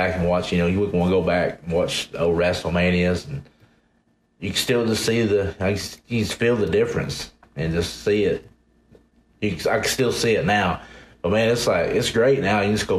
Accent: the South, United States; growing up in the South and watching the Southern wrestling and all

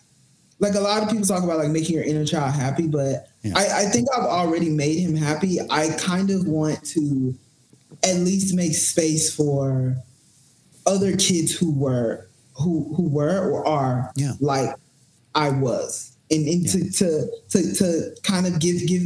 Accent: the South, United States; So I remember I grew up in the Bible Belt, so I was part of all the church programs, all the churches

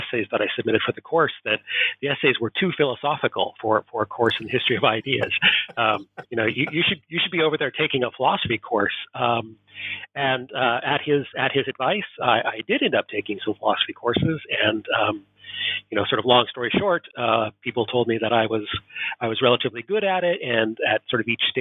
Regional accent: Portland, Oregon, United States; moved away as an adult; also born or lived in East Coast, United States / Southern California; now in Edinburgh, United Kingdom; I was born and raised in Portland, Oregon in the United States

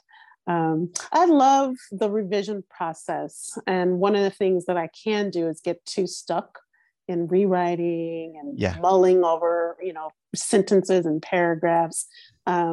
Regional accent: Louisiana, United States; moved away as an adult; also born or lived in New Orleans, Louisiana; now in Los Angeles, United States; I was born in Louisiana. I grew up there. I didn't leave to live until I was 30.

